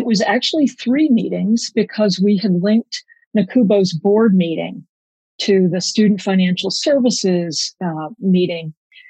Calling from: Washington, District of Columbia, United States; I'm calling from my kitchen in my condo in the DuPont Circle area. On a normal day, I walk to work. It's pretty nice, very close to the White House

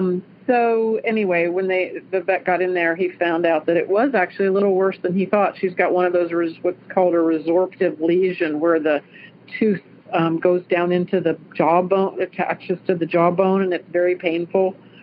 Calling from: Clarksville, Ohio, United States; I am calling from Clarksville, Ohio

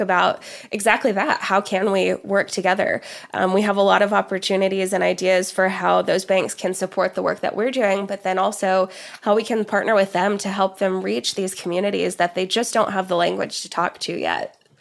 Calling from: Oklahoma, United States; living in Oklahoma, where I am, uh, calling in from here today in the, in the U S

